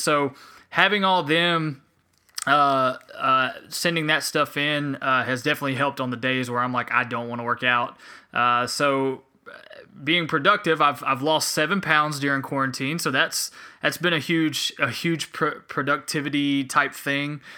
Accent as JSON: {"language": "English", "town": "Spartanburg", "region": "South Carolina", "country": "United States", "tie": "born or raised there", "also_born_or_lived": "Hilton Head Island, South Carolina / Beaufort, South Carolina / Anderson, South Carolina / Greenville, South Carolina", "said": "my dad's job moved us to Spartanburg, South Carolina, where I have pretty mu-, I, I grew up a majority of my life"}